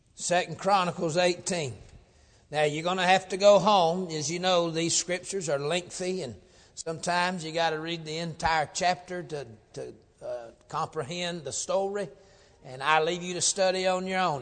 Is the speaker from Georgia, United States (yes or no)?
yes; Georgia, United States; moved away; I come up from Georgia